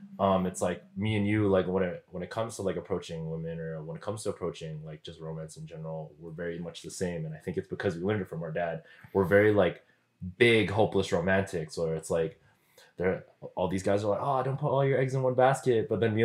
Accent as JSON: {"language": "English", "country": "Philippines", "said": "I'm Filipino."}